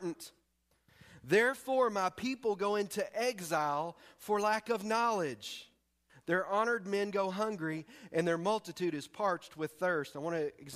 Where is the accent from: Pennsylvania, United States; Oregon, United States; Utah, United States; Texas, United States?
Texas, United States; East; moved away as an adult; I'm from Texas and primarily East Texas